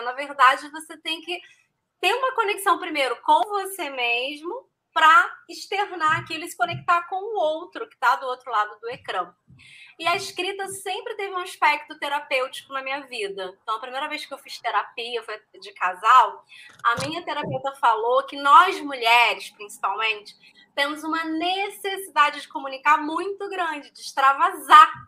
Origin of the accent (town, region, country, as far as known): Brazil; moved away as an adult; now in Portugal